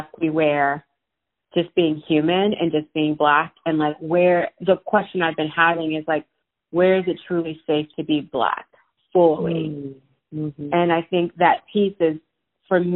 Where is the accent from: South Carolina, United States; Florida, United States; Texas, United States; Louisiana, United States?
Louisiana, United States; Opelousas; moved away as an adult; also born or lived in New York City / San Francisco; now in Cincinnati, United States; I grew up in Louisiana, rural Louisiana, a town called Opelousas.